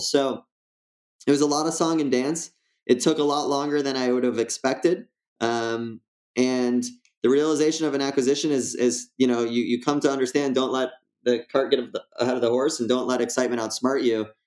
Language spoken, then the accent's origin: English; West Bloomfield, Michigan, United States; I was born in West Bloomfield uh, 1987. I'm 33 years old today. And uh, it's a suburb of Detroit